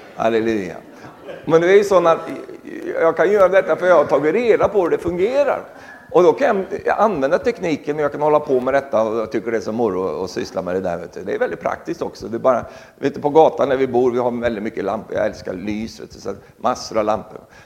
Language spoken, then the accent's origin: Swedish; Sweden; moved away; also born or lived in Norway; jag är fortsatt också svensk medborgare